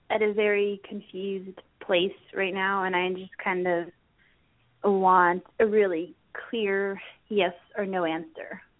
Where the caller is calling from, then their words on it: Arizona, United States; I'm calling from Arizona.